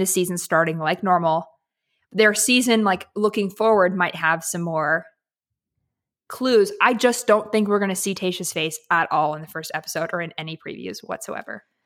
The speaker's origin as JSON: {"language": "English", "town": "Seattle", "region": "Washington", "country": "United States", "said": "I'm, I'm from Seattle"}